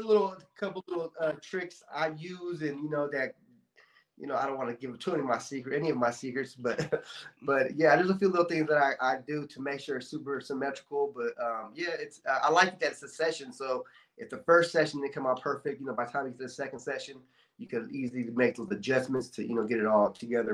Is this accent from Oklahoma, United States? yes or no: no; Bay Area, California, United States; now in Stockton, United States; I grew up actually in the Bay Area